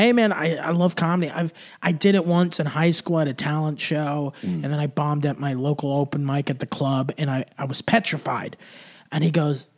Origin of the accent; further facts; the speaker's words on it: Texas, United States; also born or lived in Germany; I'm just a Texan